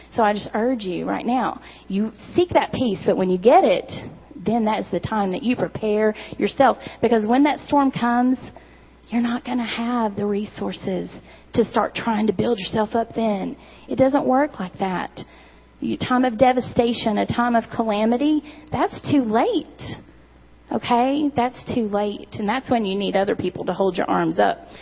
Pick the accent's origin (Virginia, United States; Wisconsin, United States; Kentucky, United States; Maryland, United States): Kentucky, United States; Eastern; I'm from Eastern Kentucky